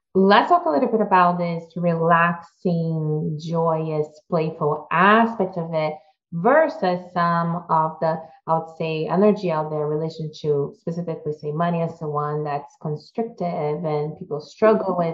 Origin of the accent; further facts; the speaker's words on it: Brazil; moved away; I also was fortunate to have a really good childhood, but growing up in Brazil